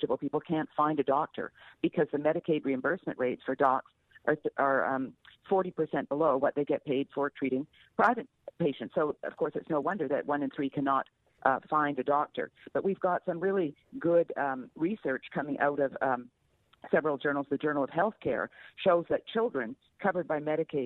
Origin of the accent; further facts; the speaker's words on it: Canada; moved away as an adult; now in United States; I grew up in Canada under single payer, and I came to the U.S.